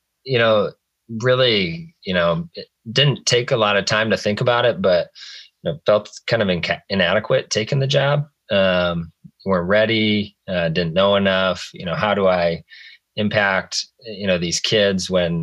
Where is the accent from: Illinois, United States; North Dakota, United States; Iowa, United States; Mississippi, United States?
Iowa, United States; Clay County; back in my hometown and serve